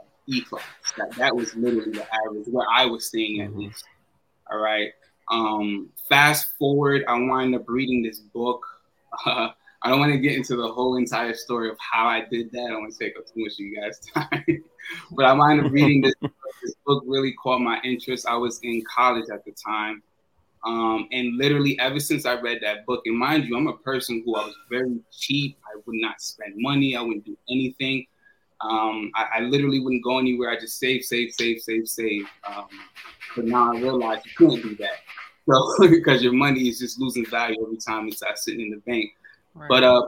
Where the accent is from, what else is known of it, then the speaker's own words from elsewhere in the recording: New York, United States; moved away; also born or lived in Florida; all my life I grew up in New York.